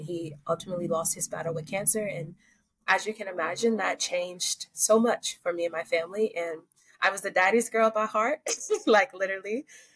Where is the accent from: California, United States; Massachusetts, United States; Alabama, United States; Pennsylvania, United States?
Alabama, United States; Ozark; I'm from Southern Alabama. Alabama is a state in the Southern United States. So it's near Florida and Georgia.